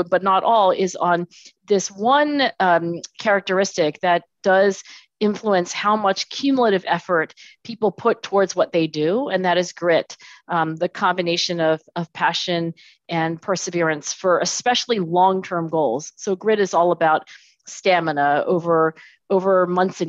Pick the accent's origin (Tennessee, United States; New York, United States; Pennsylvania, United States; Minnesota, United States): Pennsylvania, United States; Philadelphia; I was born in Philadelphia, actually down the street. So I'm in Philadelphia today and I was born in Philadelphia.